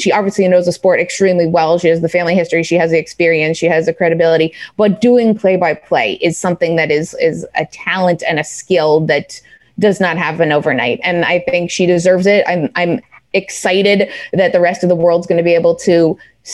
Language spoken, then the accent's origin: English; Canada; now in New York, United States; being a Canadian in New York City